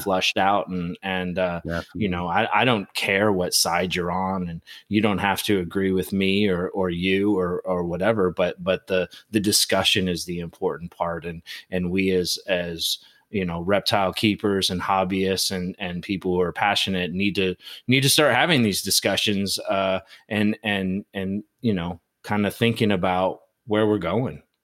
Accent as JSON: {"language": "English", "country": "United States"}